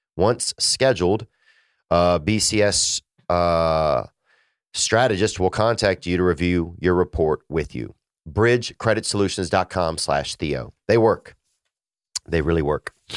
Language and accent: English; Louisiana, United States; moved away; my family in Louisiana. Um, you know, I miss uh, I miss my hometown some